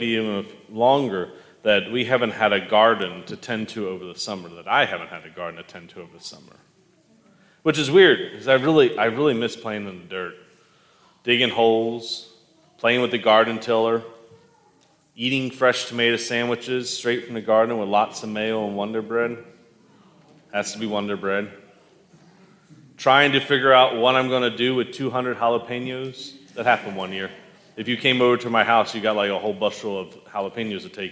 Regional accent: Owings Mills, Maryland, United States; born or raised there; also born or lived in Philadelphia, Pennsylvania / Middletown, Maryland

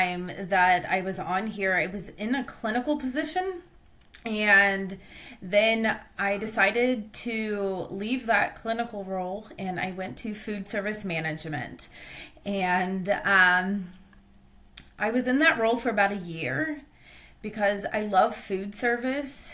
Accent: Ohio, United States; I'm from Ohio

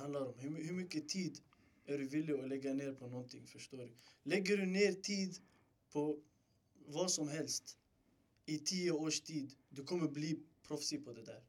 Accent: Stockholm, Stockholm County, Sweden; född och uppväxt i Rinkeby.

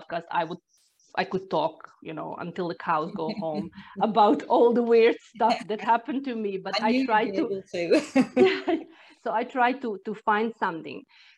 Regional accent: Croatia; English is a second language; moved away as an adult; now in Ireland; I'm originally from Croatia, but this was the year when we moved to Ireland

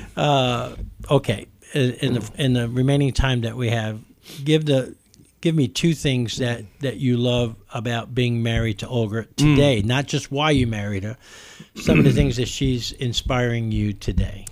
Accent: New York, United States; growing up in New York

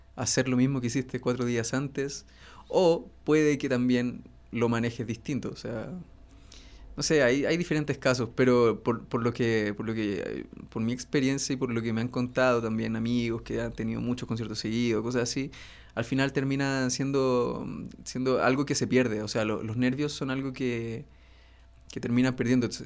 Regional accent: Iquique, Tarapacá, Chile; moved away as an adult; also born or lived in Santiago, Chile; now in Mexico; Yo nací en Santiago, pero me fui a vivir a los dos años a Iquique.

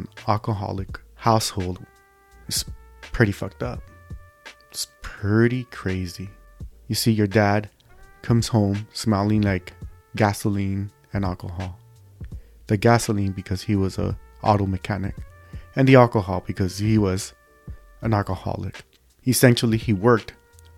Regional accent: Los Angeles, California, United States; born and raised in East Los Angeles, California, United States of America.

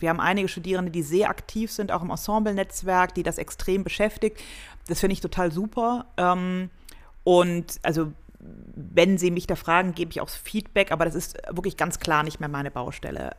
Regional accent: Cologne, North Rhine-Westphalia, Germany; moved away as an adult; now in Munich, Germany; Also ich komme aus Köln

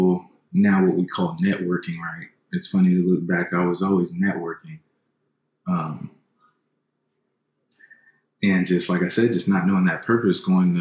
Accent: San Diego, California, United States; I grew up here in San Diego, born and raised

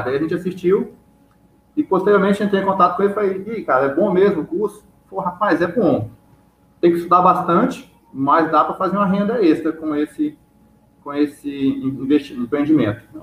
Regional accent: Palmas, Tocantins, Brazil; eu sou de Palmas, Tocantins.

